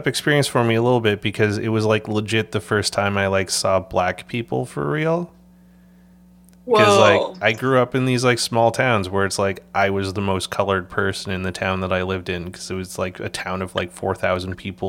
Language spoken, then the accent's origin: English; British Columbia, Canada; also born or lived in Alberta; But I've always been a West Coast boy. Like, I was born in Alberta and I grew up in British Columbia